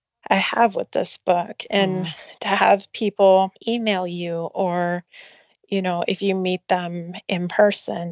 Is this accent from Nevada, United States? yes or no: no; Denver, Colorado, United States; I grew up in Denver area.